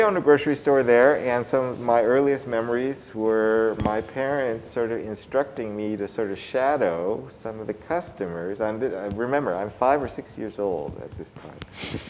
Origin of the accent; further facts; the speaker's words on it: Oakland, California, United States; I grew up in Oakland, you know, some of my earliest memories, you know, my parents owned a grocery store in East Oakland, which is a predominantly African-American neighborhood